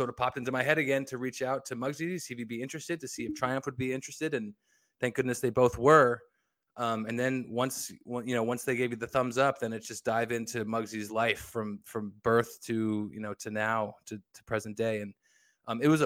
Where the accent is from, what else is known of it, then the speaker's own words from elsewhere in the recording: New Jersey, United States; now in Seattle, United States; I grew up in New Jersey. I live in Seattle now